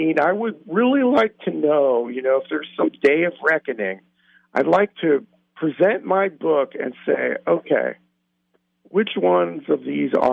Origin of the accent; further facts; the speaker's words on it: New Mexico, United States; now in San Diego, United States; I live in San Diego, California right now, but I grew up in New Mexico